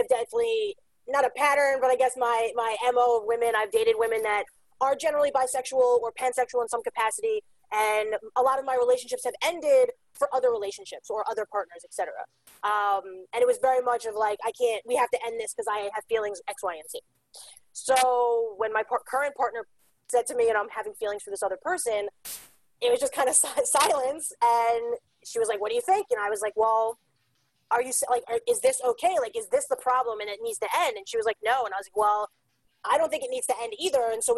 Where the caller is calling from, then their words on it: New York City, New York, United States; I am calling in from Staten Island, New York. We're the smallest of the five boroughs of New York City.